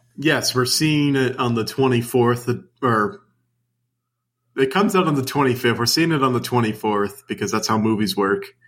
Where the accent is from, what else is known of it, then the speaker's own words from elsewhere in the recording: United States; I'm American